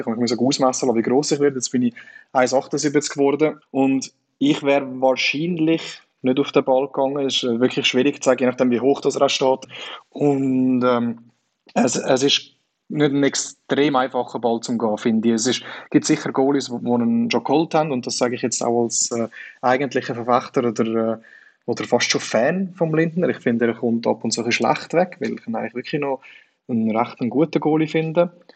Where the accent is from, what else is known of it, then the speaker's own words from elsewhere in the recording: Switzerland; accent: Swiss German, somewhat east of Bern; mein Akzent ist jetzt ein bisschen östlicher von Bern